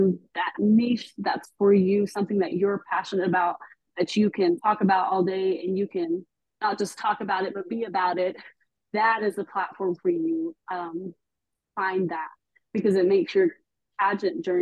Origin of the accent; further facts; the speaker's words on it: Texas, United States; I am born and raised here. I am Texan all day.